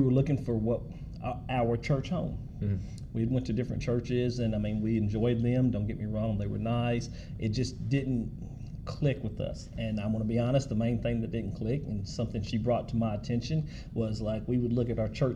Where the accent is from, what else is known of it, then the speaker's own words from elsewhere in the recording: Mayfield, United States; I grew up in Mayfield